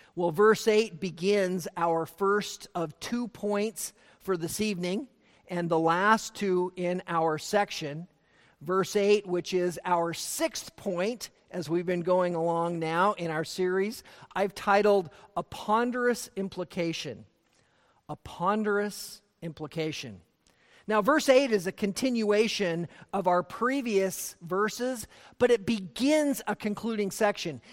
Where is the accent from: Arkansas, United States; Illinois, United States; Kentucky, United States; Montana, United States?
Montana, United States; growing up in Montana